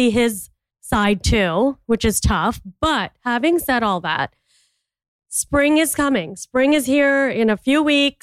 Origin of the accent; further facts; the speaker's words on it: India; I'm an Indian entrepreneur